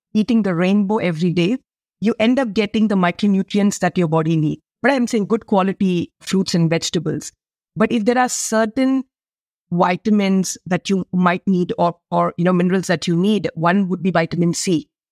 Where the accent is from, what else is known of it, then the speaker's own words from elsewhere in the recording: India; I come from India. We have a land of spices